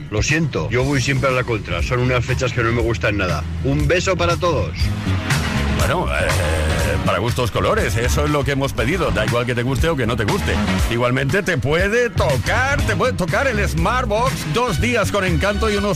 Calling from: Huesca, Aragon, Spain; de Huesca.

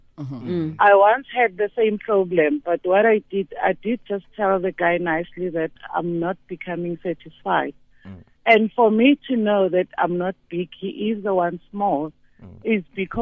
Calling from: Alexandra, Gauteng, South Africa; I'm calling from Alexandra.

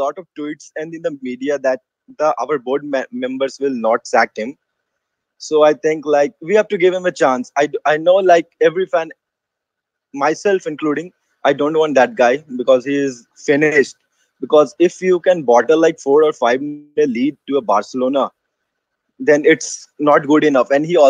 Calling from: India; I'm from India. It's like 4 a.m. in the morning.

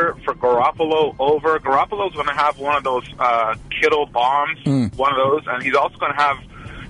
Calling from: Oakland, California, United States; from Oakland.

